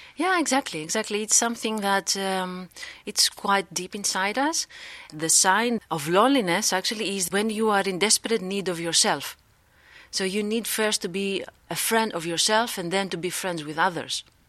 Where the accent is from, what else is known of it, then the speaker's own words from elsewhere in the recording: Greece; moved away as an adult; now in Netherlands; I am from Greece. I live here in the Netherla-, Netherlands for, like, three years